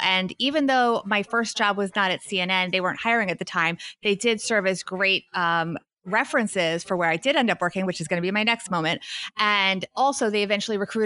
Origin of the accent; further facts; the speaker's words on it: Wyckoff, New Jersey, United States; I'm in my hometown, Wyckoff, New Jersey